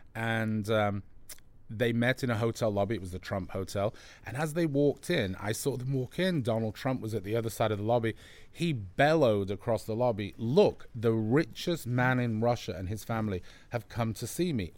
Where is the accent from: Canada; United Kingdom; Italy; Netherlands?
United Kingdom; England; I'm English